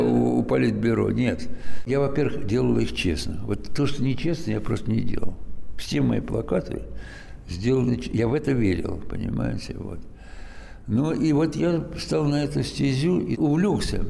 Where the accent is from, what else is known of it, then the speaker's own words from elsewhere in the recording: Moscow, Russia; я родился в Москве, всю жизнь, кстати говоря, провел войну э, отечественную в Москве